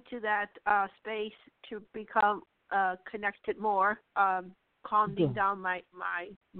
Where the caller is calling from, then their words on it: Texas, United States; USA, Texas.